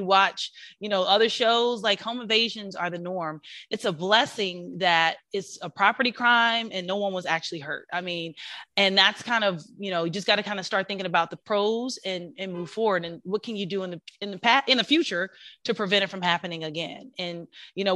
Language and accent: English; Kansas City, Missouri, United States; now in Atlanta, United States